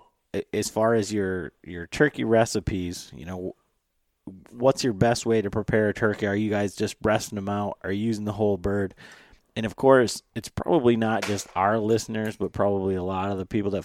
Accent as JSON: {"language": "English", "region": "Michigan", "country": "United States", "said": "we're from Michigan"}